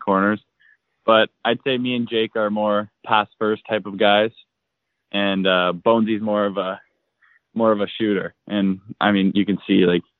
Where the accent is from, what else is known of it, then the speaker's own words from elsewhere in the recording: Whitby, Ontario, Canada; I'm from Whippy, Ontario, and I grew up there all through my whole life so far.